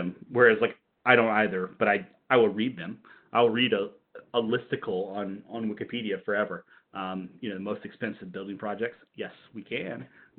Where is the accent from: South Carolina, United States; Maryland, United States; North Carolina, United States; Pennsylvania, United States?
North Carolina, United States; Elizabeth City; born or raised there